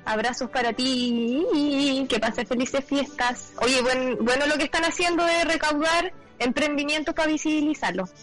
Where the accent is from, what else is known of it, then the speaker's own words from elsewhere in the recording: Chile; como chilenos